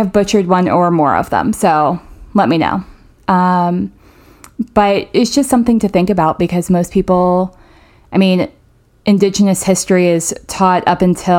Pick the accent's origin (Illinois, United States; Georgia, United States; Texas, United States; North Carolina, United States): North Carolina, United States; central northern; now in Greensboro, United States; I'm from a small town in like the central northern part of North Carolina, and I grew up near a Saponi community, mm-hmm. a Saponi tribe that's still fairly active